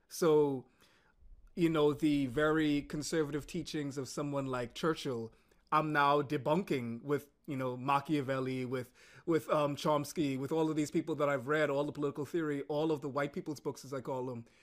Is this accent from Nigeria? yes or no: no; Bahamas; moved away as an adult; also born or lived in United States; growing up in the Caribbean, we're very socially conservative